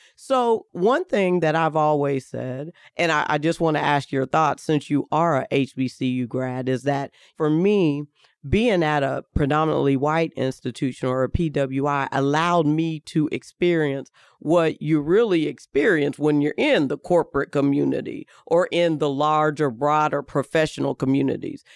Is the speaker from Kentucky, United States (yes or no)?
yes; Kentucky, United States; moved away as an adult; now in Indianapolis, United States; I'm from Kentucky